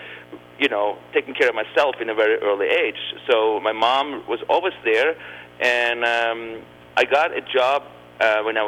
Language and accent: English; Oslo, Norway; also born or lived in Spain; now in United States; I grew up right outside downtown Oslo